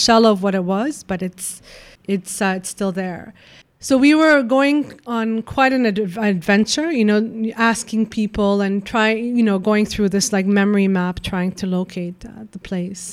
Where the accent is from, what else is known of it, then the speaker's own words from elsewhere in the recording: Lebanon; moved away; I grew up in Lebanon